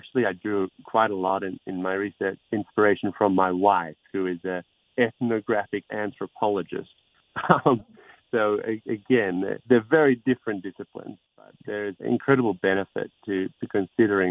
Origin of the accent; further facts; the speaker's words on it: Queensland, Australia; also born or lived in Sydney, New South Wales; now in Great Ocean Road, Australia; I was born in Sydney, as it happened, but I grew up in Queensland.